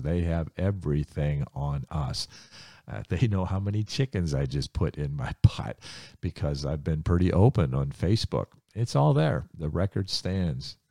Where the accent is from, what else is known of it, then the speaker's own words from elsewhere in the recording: Ohio, United States; I grew up in Ohio